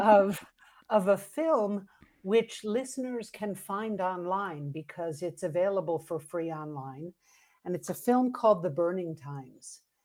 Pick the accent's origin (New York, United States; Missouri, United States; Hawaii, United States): New York, United States; New York City; now in Santa Fe, United States; I grew up in New York City